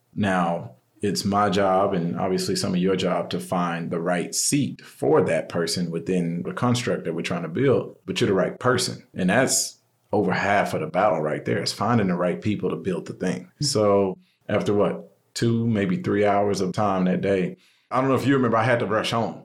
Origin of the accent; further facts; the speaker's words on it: Houston, Texas, United States; also born or lived in Seattle / Orange County; now in Austin, United States; I'm from Houston originally. I've been in Austin now since 2007, 2008.